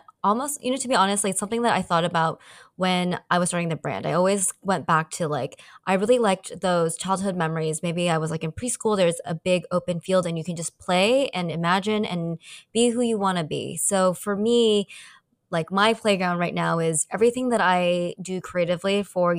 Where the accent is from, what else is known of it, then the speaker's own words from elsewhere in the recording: San Francisco, California, United States; moved away as an adult; also born or lived in Asia; I grew up Asian American in San Francisco